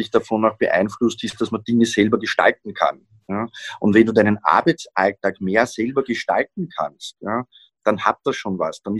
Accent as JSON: {"language": "German", "region": "Vienna", "country": "Austria", "said": "Ja, wenn man schaut, Niederösterreich, Burgenland, auch Wien sogar, ja, sage ich jetzt als Wiener."}